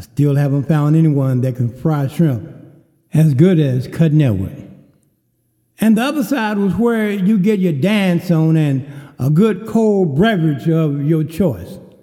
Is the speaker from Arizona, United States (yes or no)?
no; Kerrville, Texas, United States; a cafe in my hometown of Kerrville, Texas, called the Famous Door